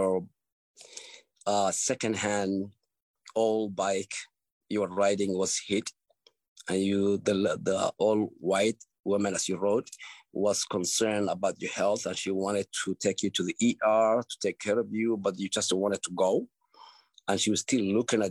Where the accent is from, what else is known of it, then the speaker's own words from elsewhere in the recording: Somalia; moved away; I grew up in Somalia, and I left it young